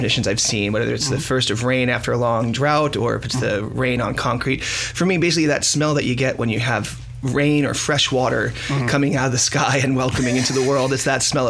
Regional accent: New York, United States; A normal New Yorker. You know what? I have been willed out of my accent. I've traveled the world a lot

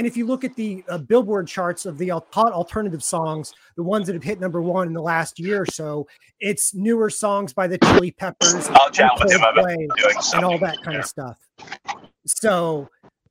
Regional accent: Kansas City, Missouri, United States; moved away; I'm from Kansas City

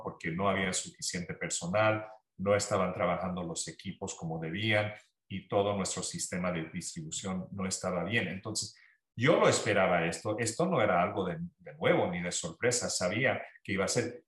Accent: Santa Ana, California, United States; cuando yo me criaba aquí

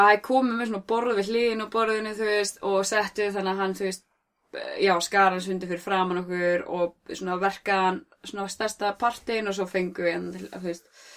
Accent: Iceland; þú er frá Íslandi

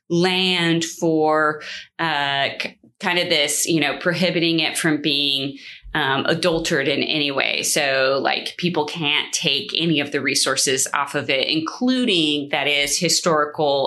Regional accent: California, United States; I grew up in California, and so we were like an hour from Sequoia, a couple of hours from Yosemite

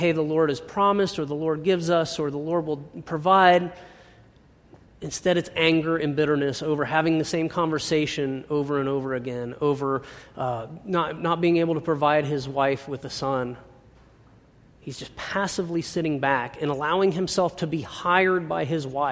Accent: United States; growing up in America

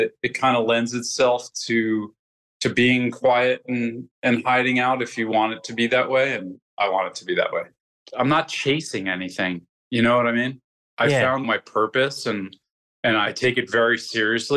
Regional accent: New Jersey, United States; I grew up in New Jersey, just like a half hour outside of New York City

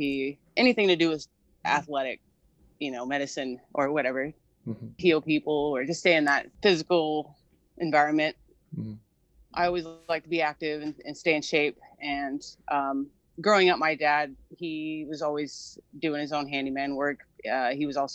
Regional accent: Anchorage, Alaska, United States; also born or lived in Red Lodge, Montana; now in Washington, United States; I'm originally from Anchorage, Alaska. I grew up in Montana a little bit, in Red Lodge, with my mom's side as well

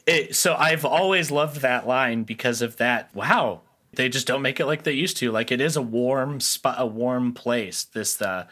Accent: Midwest, United States; I'm from the Midwest

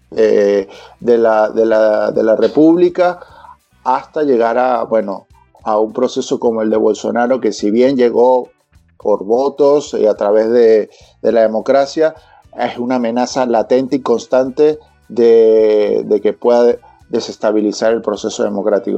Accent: Venezuela; now in Chile; Te lo digo yo como venezolano

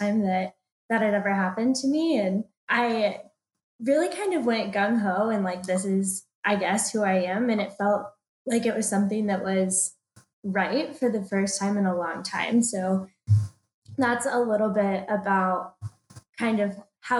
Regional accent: Dallas, Texas, United States; moved away as an adult; also born or lived in Athens, Georgia; now in Atlanta, United States; I grew up in Dallas, Texas, so moving to the University of Georgia for school was kind of a big jump for me

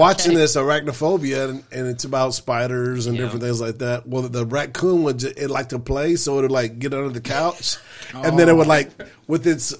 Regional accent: Jacinto City, Texas, United States; we moved from Jacinto City in third grade.

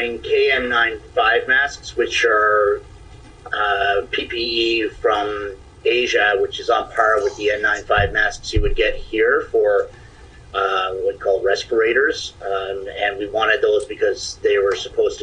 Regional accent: Stephenville, Newfoundland and Labrador, Canada; moved away as an adult; also born or lived in Toronto, Ontario; I'm from Stephenville, Newfoundland. Relocated to Toronto in 2004, where I lived for 16 years, returning to Stephenville in December 2020

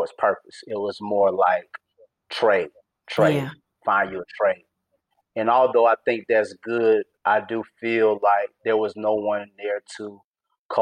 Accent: East Point, Georgia, United States; born and raised in East Point, Georgia

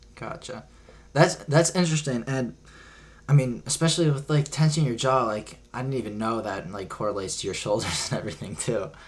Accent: Cleveland, Ohio, United States; We're both from Cleveland

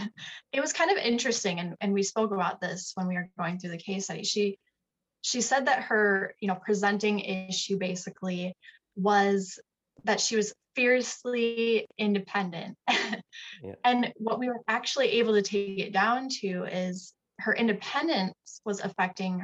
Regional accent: Sioux Falls, South Dakota, United States; Sioux Falls, South Dakota. I have lived here my entire life.

